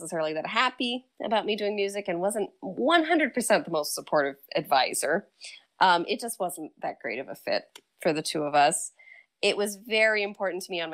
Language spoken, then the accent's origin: English; Geneva, New York, United States; also born or lived in Providence; my hometown of Geneva